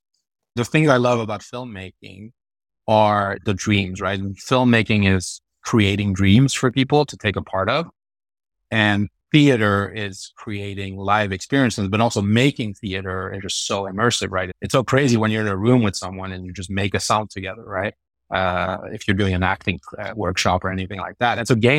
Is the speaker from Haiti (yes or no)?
no; France; also born or lived in Sweden; basically I grew up in Sweden and France. So I'm half French, half Swedish. Grew up in Europe a little bit back and forth, but most of my kid year in France and most of my teenage years in Sweden.